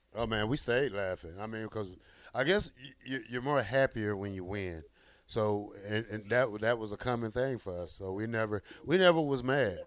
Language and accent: English; near Auburn, Alabama, United States; now in Lincoln, United States; Auburn is 45 minutes from my home, so my hometown.